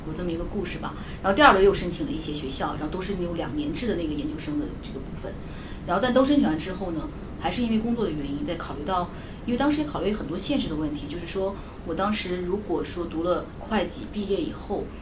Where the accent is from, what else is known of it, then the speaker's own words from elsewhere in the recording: China; now in Australia; 作为我们中国人